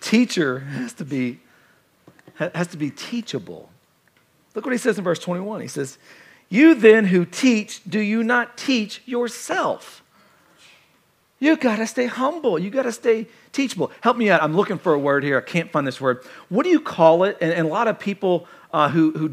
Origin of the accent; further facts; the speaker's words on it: Kentucky, United States; I'm from Kentucky